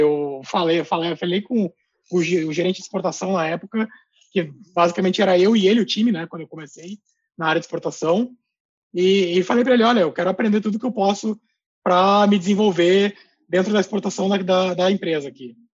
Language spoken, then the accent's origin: Portuguese; Gaúcho, Rio Grande do Sul, Brazil; also born or lived in Colombia; como um bom gaúcho